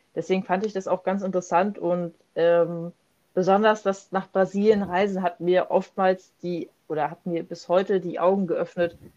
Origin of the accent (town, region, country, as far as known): Germany